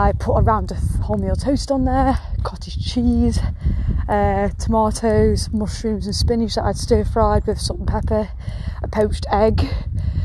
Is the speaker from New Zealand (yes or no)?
no; England, United Kingdom; I'm English